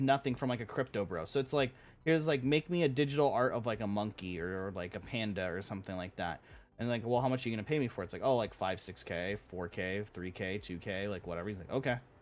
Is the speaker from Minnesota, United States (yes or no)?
no; Orange County, California, United States; I'm from Orange County